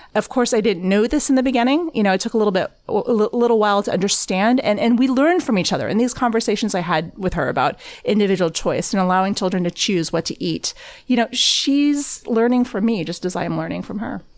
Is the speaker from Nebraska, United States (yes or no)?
no; Texas, United States; I grew up in Tex-, at a Texas high school